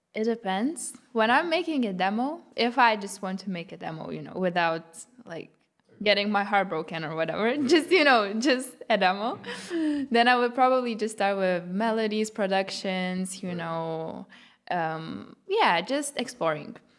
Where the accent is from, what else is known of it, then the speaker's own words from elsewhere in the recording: Lithuania; first language Lithuanian; English is a second language; moved away as an adult; now in Berlin, Germany; it was my native language. Um, yeah, English is what I learned after.